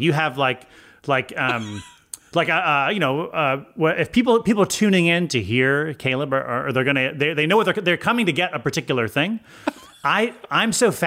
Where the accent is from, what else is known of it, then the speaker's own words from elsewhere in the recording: Connecticut, United States; I'm from Connecticut